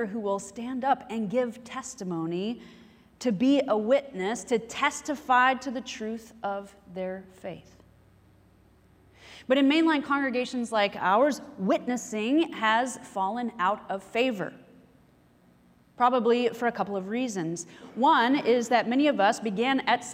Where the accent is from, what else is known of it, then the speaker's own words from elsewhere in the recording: the Bible Belt, United States; growing up in the Bible Belt